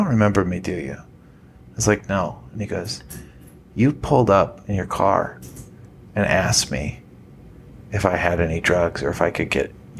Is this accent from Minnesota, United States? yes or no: yes; Minnesota, United States; moved away; my hometown. It's a small town in Minnesota.